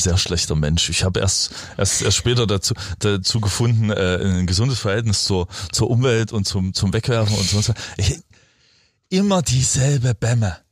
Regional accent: East Germany, Germany; bei uns im Osten

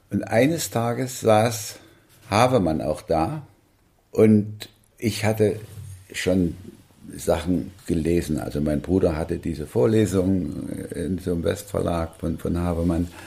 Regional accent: Thuringia, Germany; da eint uns, wir sind beide Thüringer.

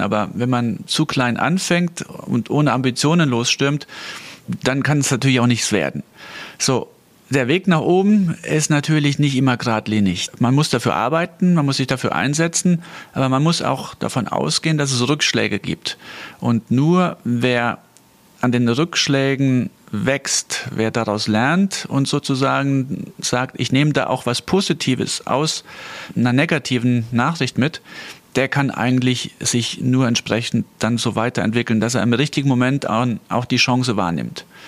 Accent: Saarland, Germany; ich komme aus dem Saarland, und zwar aus dem ländlichen Bereich

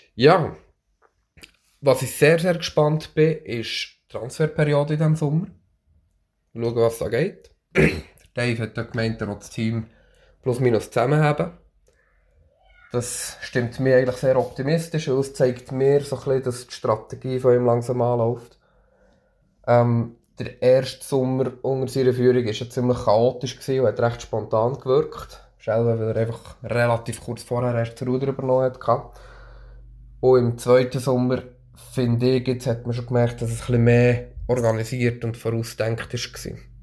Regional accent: Bernese Oberland, Switzerland; Ich bin im Berner Oberland aufgewachsen

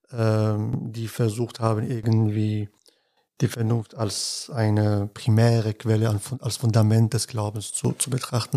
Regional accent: Casablanca, Casablanca-Settat, Morocco; now in Münster, Germany; Ich bin in Casablanca aufgewachsen, also ich bin in Casablanca geboren und dort aufgewachsen

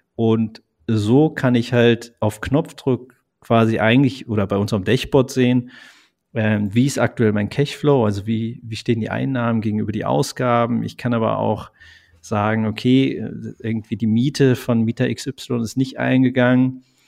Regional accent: Eifel, Germany; Also gebürtig eigentlich komme ich aus der Eifel

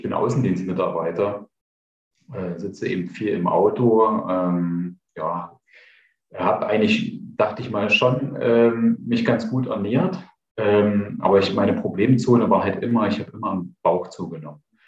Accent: Eichsfeld, near Nordhausen, Thuringia, Germany; bin ja Thüringer

